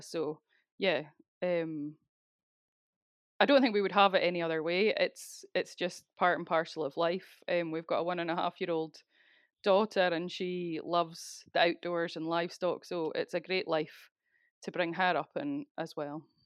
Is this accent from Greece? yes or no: no; Speyside, Scotland, United Kingdom; moved away as an adult; now in South Uist, United Kingdom; I'm originally from Speyside, eh, but moved across to South U S full time, um, at the start of twenty